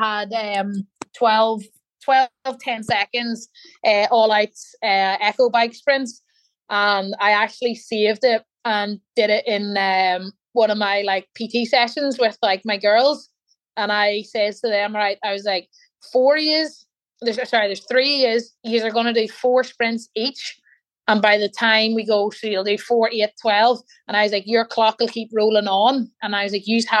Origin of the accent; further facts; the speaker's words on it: Newry, Northern Ireland, United Kingdom; where my hometown is, in Newry